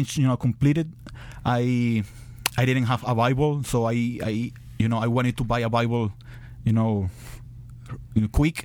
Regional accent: Venezuela; moved away as an adult; I was born and raised in Venezuela. I live in Venezuela all my life

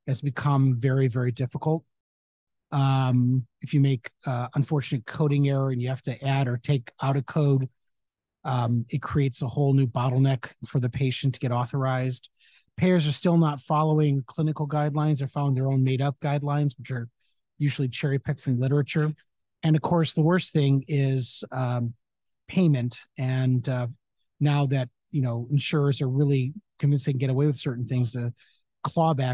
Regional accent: Chicago, Illinois, United States; moved away as an adult; also born or lived in Cleveland, Ohio / Phoenix, Arizona; now in Santa Monica, United States; I grew up in Chicago

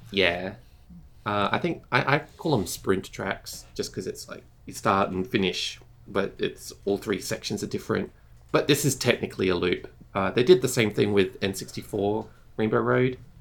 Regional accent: Australia; I'm from Australia, we don't have snow for Christmas.

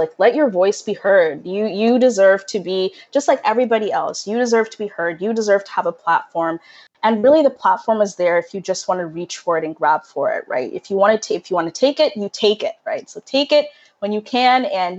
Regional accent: Kenya; moved away; we're immigrants from Kenya. We moved here in 2003. So when you're kind of in a new place and, you know, in a new country

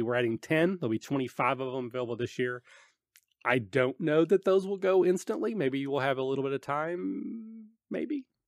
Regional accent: Kentucky, United States; I'm from Kentucky

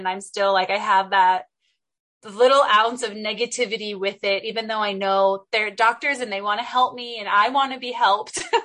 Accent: San Diego, California, United States; growing up in Southern California, San Diego was amazing.

